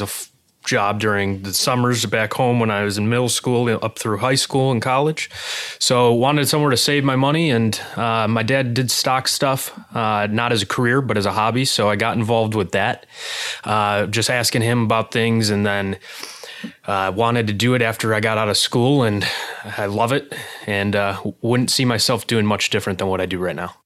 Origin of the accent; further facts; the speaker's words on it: Illinois, United States; moved away as an adult; now in Arizona, United States; I grew up in Illinois